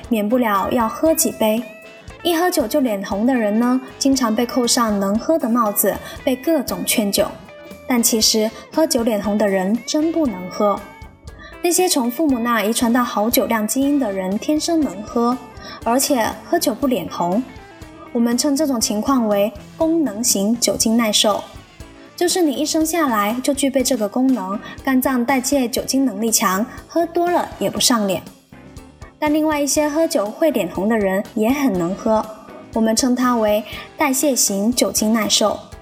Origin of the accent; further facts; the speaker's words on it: China; 作为一个中国人